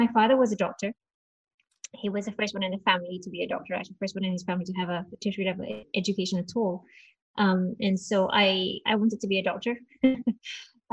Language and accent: English; Malaysia; moved away; I grew up in Malaysia